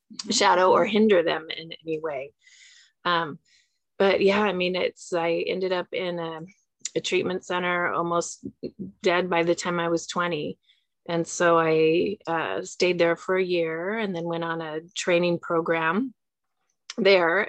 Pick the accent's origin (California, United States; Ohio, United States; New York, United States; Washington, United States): California, United States; Southern; also born or lived in Santa Monica; I grew up in Southern California. I was born in Santa Monica, so I'm local here to the Los Angeles area